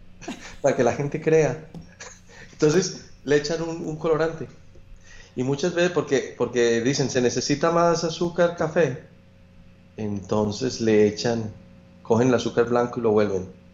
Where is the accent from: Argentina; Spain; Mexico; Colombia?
Colombia; Manizales, Caldas; moved away; Yo soy de Manizales, de las montañas